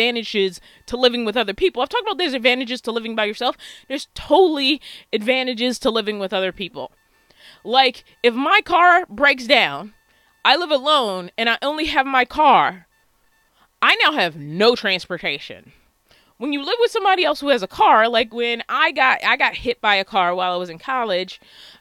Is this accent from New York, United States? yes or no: no; Baltimore, Maryland, United States; I was born and raised in Baltimore, Maryland